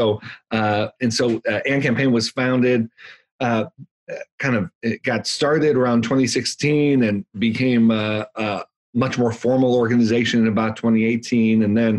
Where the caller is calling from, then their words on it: Virginia, United States; Northern Virginia, right outside of Washington, D.C.